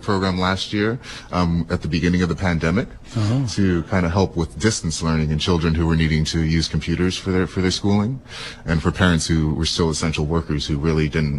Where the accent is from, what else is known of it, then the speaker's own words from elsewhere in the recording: Seaside, California, United States; I'm from the area. Yeah? I grew up in Seaside. Yeah? I went to Monterey High. And now I'm working for the Monterey YMCA.